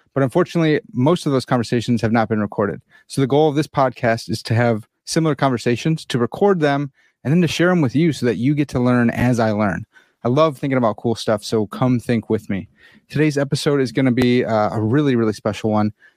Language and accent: English; United States; I'm an American swine, and uh, you know, I don't speak French